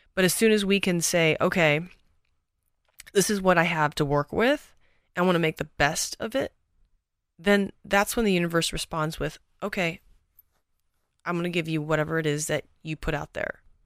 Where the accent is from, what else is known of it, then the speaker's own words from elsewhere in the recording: Texas, United States; now in Los Angeles, United States; I'm from Texas originally, born and raised.